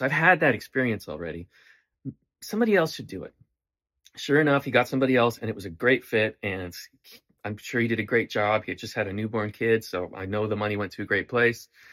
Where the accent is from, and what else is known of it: Canada; moved away